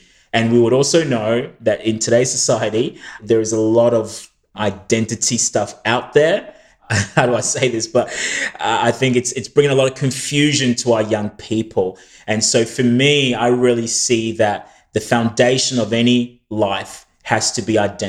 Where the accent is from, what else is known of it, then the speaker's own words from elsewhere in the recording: Australia; also born or lived in New Zealand; my parents had raised us in a church, like in a church environment growing up in Australia and even New Zealand.